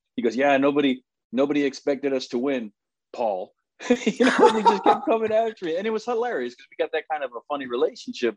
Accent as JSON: {"language": "English", "region": "Southern California", "country": "United States", "tie": "born or raised there", "said": "as a young kid growing up in Southern California"}